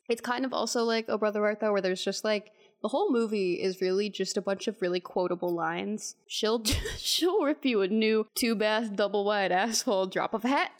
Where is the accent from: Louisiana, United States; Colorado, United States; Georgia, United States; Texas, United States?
Texas, United States